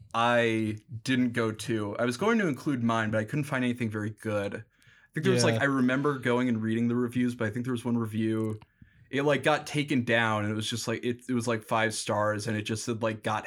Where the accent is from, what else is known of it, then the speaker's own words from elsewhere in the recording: St. Paul, Minnesota, United States; And I was like, oh, I'm from St. Paul.